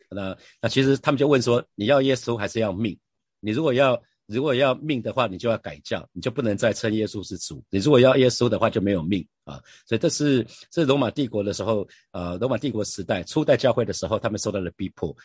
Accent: Taiwan; 我是台湾人

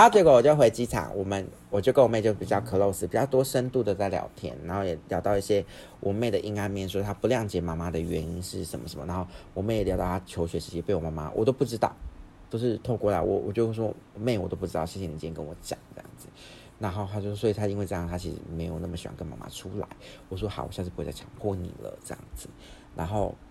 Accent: Taiwan; 我是台湾人

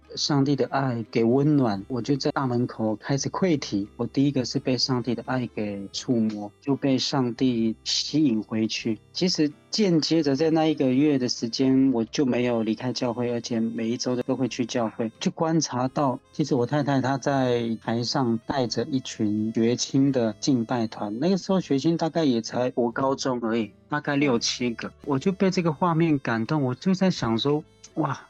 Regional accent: Haiduan, Taitung County, Taiwan; 我是来自台东海端乡的 的布农族

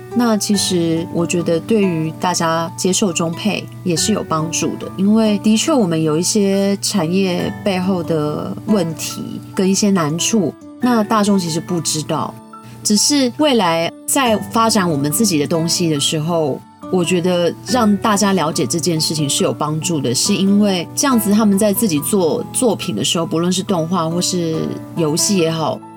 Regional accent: Taiwan; 我们台湾这边有很多很棒的创作者

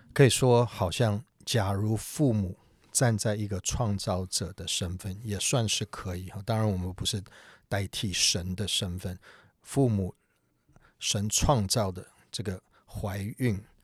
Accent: United States; 我是美国长大的

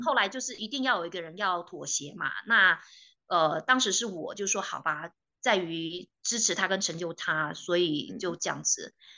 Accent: Taiwan; moved away as an adult; now in Canada; 我从台湾来的加拿大的公民

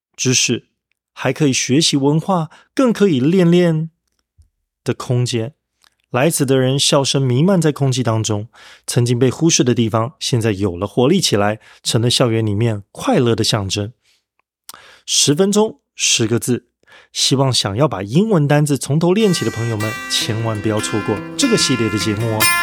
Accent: Taiwan; accent: Taiwanese accent; 譬如说我是台湾腔

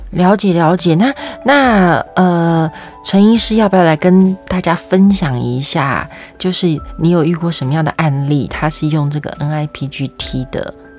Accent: Taiwan; 但我跟你讲，身为台湾人呢，是很羡慕你的

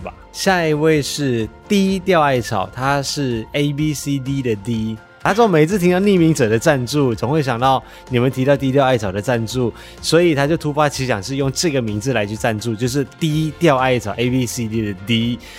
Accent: West Malaysia, Malaysia; 但是这之前我们可能要先去西马，先带五一去我的家乡玩。

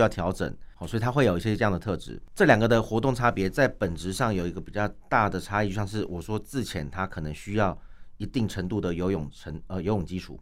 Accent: Taiwan; 我们台湾人

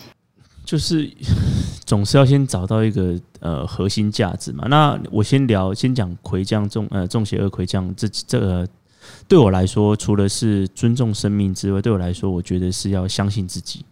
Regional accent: Taiwan; 尤其又跟我们台湾人民的生活这么契合

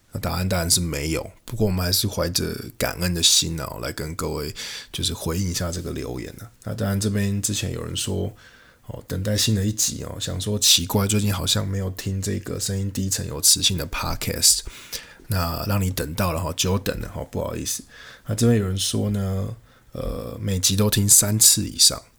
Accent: Taiwan; 我是从台湾来的

